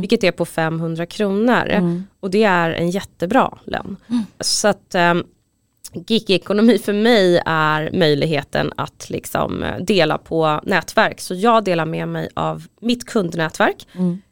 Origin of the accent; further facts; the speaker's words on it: Stockholm, Stockholm County, Sweden; also born or lived in Huddinge; jag är uppvuxen på båda platserna, för mina föräldrar skilde sig när jag var ganska ung och pappa bodde i Husby och mamma bodde i Huddinge.